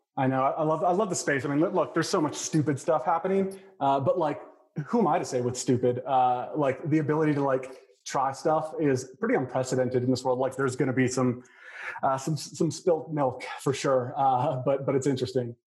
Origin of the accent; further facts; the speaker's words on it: El Paso, Texas, United States; moved away; I was born in El Paso, which is just down I twenty five